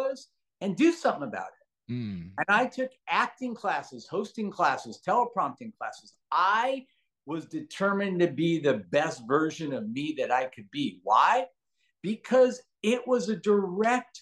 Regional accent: Los Angeles, California, United States; also born or lived in San Francisco, California / Lausanne, Switzerland; I actually grew up very, very humble beginnings in Granada Hills, California

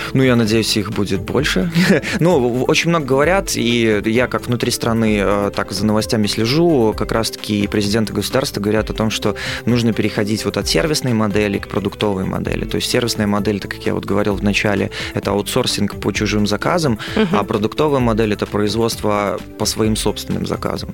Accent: Belarus; в Беларуси я, как и белорусы, люблю страну свою

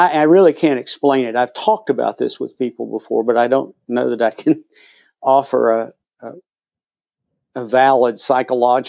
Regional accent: Asheville, North Carolina, United States; in Asheville, North Carolina, more or less my hometown

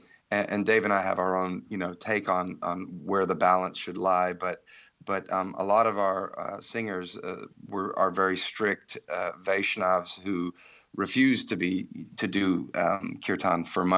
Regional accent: India; also born or lived in Ireland; I grew up in India, but also my parents are from the West, and I grew up kind of in an ashram, a boarding school, learning kirtan music in India, but my parents were based in Ireland

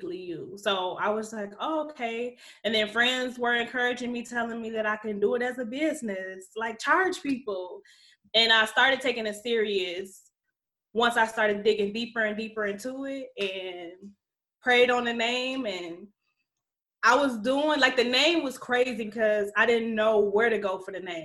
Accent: Alexandria, Louisiana, United States; I'm from Louisiana. Alexandria is a town.

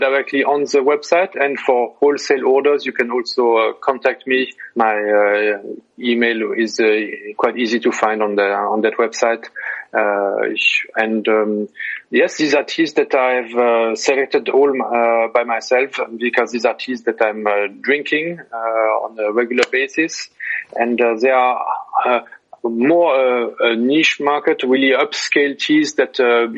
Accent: Alsace, Grand Est, France; moved away as an adult; also born or lived in United States; now in Taiwan; I'm originally from Alsace. I'm French-German

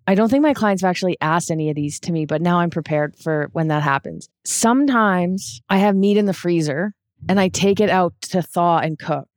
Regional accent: Canada; where I grew up in Canada

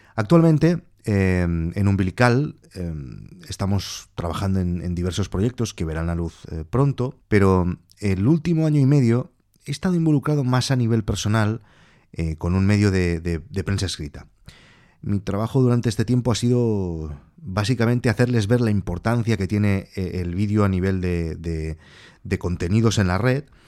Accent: Barcelona, Catalonia, Spain; nací en Barcelona en el 1980

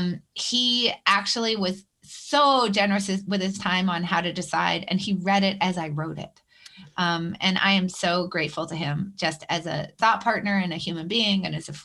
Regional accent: Concord, New Hampshire, United States; I grew up in New Hampshire

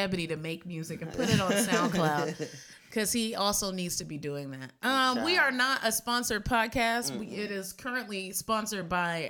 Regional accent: Severn, Maryland, United States; also born or lived in Puerto Rico; pronouns she and they. I'm from Severn, Maryland, and also Puerto Rico, and all of those places have been gentrified to the max.

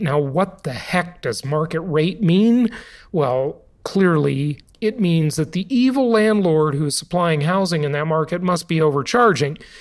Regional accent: California, United States; moved away; My home state for the vast majority of my life, the Socialist Republic of California.

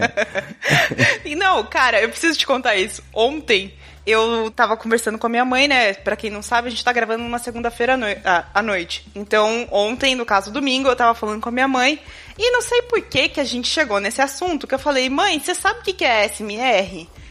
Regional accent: Itu, São Paulo, Brazil; eu nasci em Itu, para quem não sabe, é interior de São Paulo

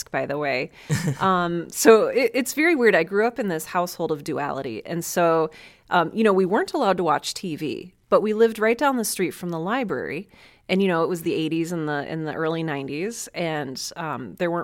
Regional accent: Cleveland, Ohio, United States; I was born and raised in Cleveland, Ohio, one of the best cities on the planet

